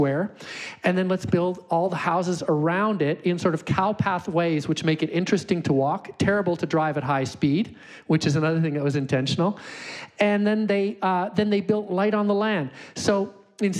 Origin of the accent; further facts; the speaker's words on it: Calgary, Alberta, Canada; I'm from Calgary